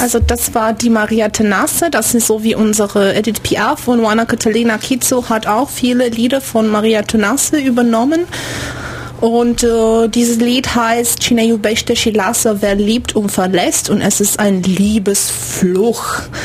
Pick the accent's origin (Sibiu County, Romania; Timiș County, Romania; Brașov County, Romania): Timiș County, Romania; Timișoara; German is a second language; moved away as an adult; also born or lived in Bremen / Dortmund / Canada; now in Ulm, Germany; Banat, ich komme aus Temeschwar im, im Westen